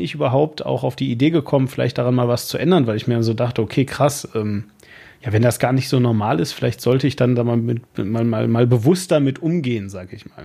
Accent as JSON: {"language": "German", "country": "Germany", "said": "als Deutscher"}